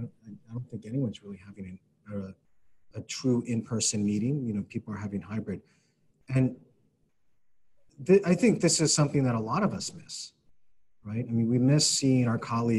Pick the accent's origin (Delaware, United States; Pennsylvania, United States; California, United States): Pennsylvania, United States; Philadelphia; moved away; being a Philadelphian